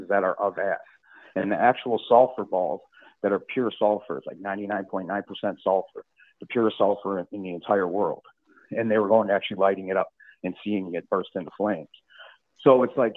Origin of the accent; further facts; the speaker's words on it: Chicago, Illinois, United States; I'm from Chicago too, so I went to St. Lawrence High School